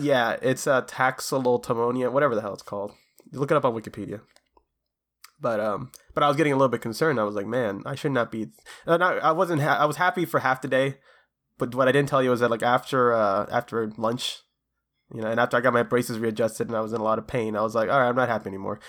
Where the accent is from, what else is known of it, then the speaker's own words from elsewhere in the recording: Florida, United States; here in Florida, my home, my home state